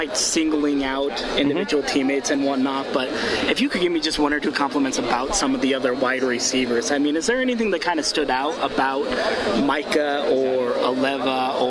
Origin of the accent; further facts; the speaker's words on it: Provo, Utah, United States; So I grew up in Provo.